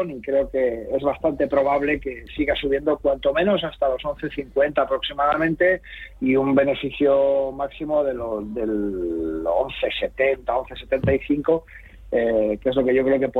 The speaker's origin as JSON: {"language": "Spanish", "country": "Spain", "said": "nosotros como ciudadanos españoles tenemos que tributar por nuestras rentas mundiales"}